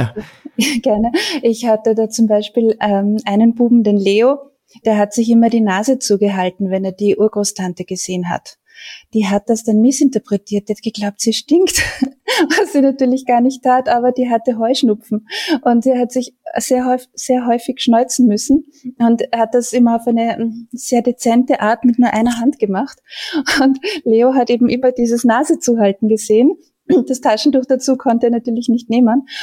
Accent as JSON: {"language": "German", "country": "Austria", "said": "Bei uns in Österreich"}